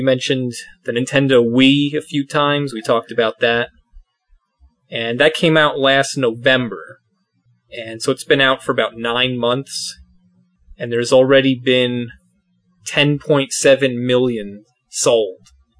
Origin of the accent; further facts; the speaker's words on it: New Jersey, United States; Well, we're from New Jersey.